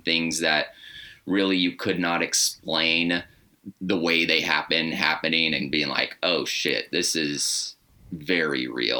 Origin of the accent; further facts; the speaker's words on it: Arizona, United States; also born or lived in Anaheim; now in Portland, United States; I grew up, so first couple years on the road, and then Anaheim, and then Arizona, and then Portland for the past six.